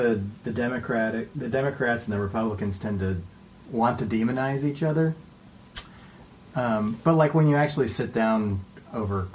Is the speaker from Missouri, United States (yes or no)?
no; Ohio, United States; I was born in Ohio and I've lived here all my life